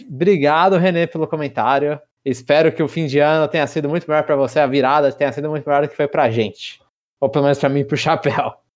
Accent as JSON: {"language": "Portuguese", "country": "Brazil", "said": "eu sou brasileiro"}